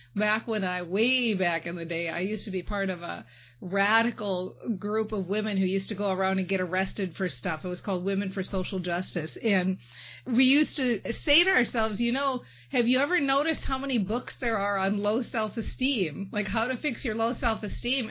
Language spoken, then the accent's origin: English; Minnesota, United States; I'm from Minnesota and we got that thing where we switch up those two.